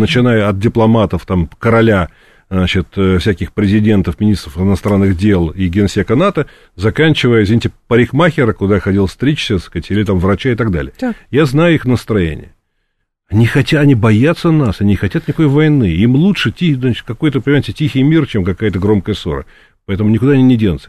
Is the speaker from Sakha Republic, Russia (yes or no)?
no; Moscow, Russia; Я сам коренной москвич, причем не, не в первом поколении, а в каком-то там, я уж не помню, пятом или шестом